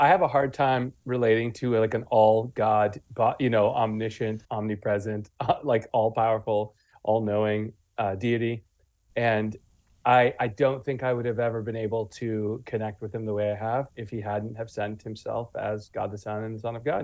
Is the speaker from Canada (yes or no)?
yes; Guelph, Ontario, Canada; now in Wales, United Kingdom; I grew up in Guelph, Ontario, near Toronto